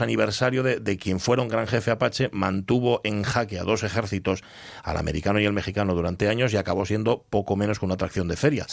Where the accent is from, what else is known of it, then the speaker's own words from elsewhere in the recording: Gijón, Asturias, Spain; como somos los de Gijón